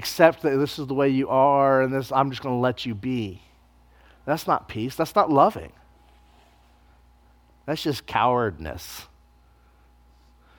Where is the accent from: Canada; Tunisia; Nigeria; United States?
United States